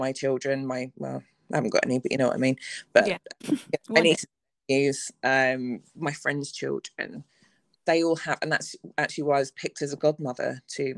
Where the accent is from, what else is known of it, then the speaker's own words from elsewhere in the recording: England, United Kingdom; I'm straight, I'm white, I'm English, I'm educated.